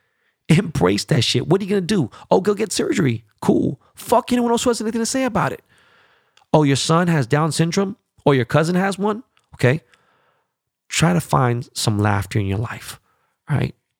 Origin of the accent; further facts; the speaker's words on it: United States; As an American